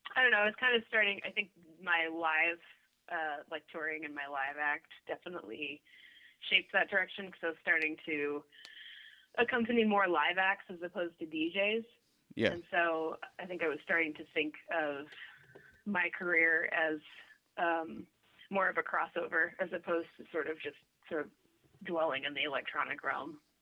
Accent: Sacramento, California, United States; moved away as an adult; also born or lived in Los Angeles; now in Portland, United States; I grew up in Sacramento, which is uh, Northern California

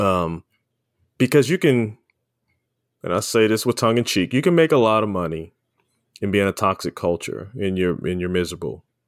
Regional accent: Baltimore, Maryland, United States; we grew up in Baltimore, Baltimore City

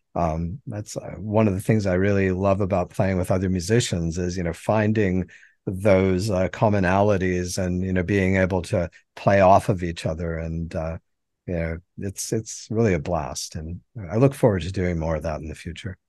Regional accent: Helena, Montana, United States; now in Mobile, United States; I was born in Heller, Montana, and, um, that's where I grew up and, you know, spent all of my formative, uh, years, uh, childhood and adolescence.

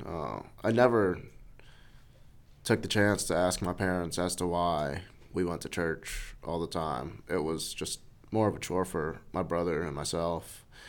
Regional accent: New York City, New York, United States; I grew up in New York City. I was born there.

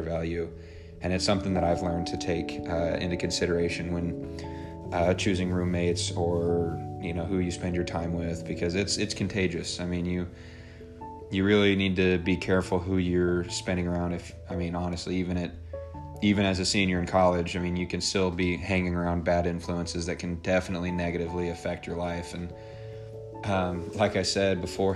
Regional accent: Lee's Summit, Missouri, United States; I grew up in Lee Summit, Missouri, which is a suburb of Kansas City, Missouri

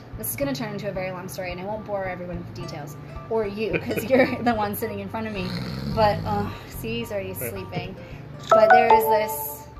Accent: United States; moved away as an adult; now in Canada; being from America, I'm American

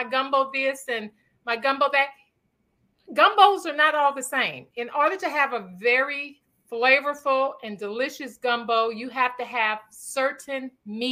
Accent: Louisiana, United States; now in Houston, United States; we grew up in Louisiana eating crawfish

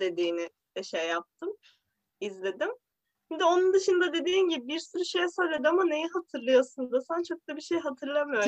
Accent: Bozüyük, Bilecik Province, Turkey; Bilecik Bozüyük'tü. Ben Dodurgalı değilim ama.

